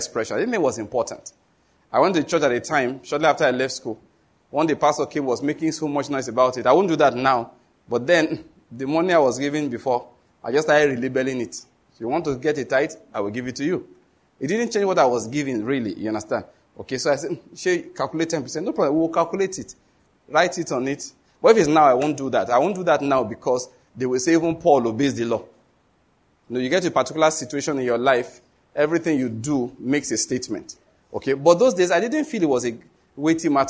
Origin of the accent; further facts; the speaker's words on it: Western Nigeria, Nigeria; I was born in Western Nigeria, grew up there